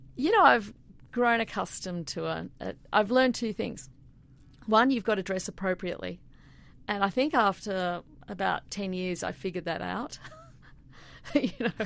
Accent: Sydney, New South Wales, Australia; moved away as an adult; also born or lived in Queensland; now in Milwaukee, United States; I grew up in Sydney.

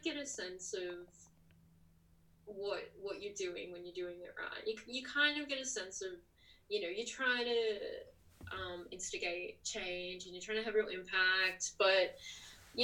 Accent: Tamworth, New South Wales, Australia; moved away as an adult; also born or lived in Newcastle, New South Wales; now in Canberra, Australia; I was born and raised in Tamworth, New South Wales by my mum and my grandma and my aunties and my sister. Lived there until I kind of left home at 18.

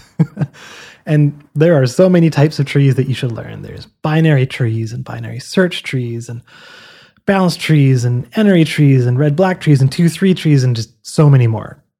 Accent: Canada; Now, I'm Canadian

